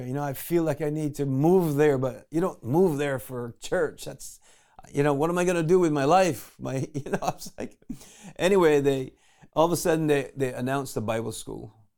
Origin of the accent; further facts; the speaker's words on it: Barbados; I was born in Barbados